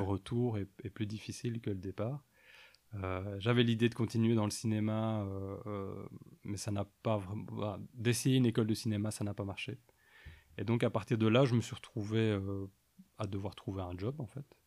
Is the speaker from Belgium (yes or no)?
yes; Mons, Wallonia, Belgium; also born or lived in Soignies / Ath; je suis né, j'ai grandi à Mons